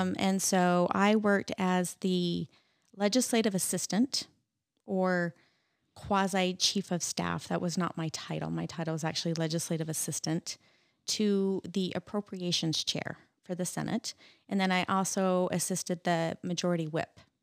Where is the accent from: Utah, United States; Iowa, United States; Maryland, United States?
Utah, United States; Roy; also born or lived in Layton, Utah / Clearfield, Utah; I grew up in, uh, Utah